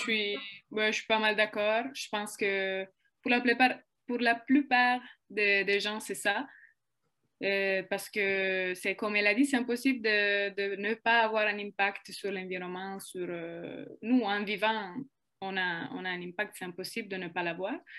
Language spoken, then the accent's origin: French; Italy; French is a second language; moved away as an adult; now in Quebec, Canada; je suis italienne. Euh, je suis au Québec depuis trois ans maintenant.